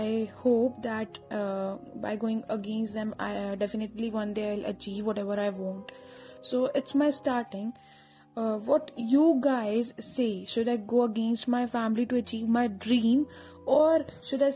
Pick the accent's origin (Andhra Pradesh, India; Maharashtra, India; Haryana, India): Haryana, India; I'm a person from India, Haryana side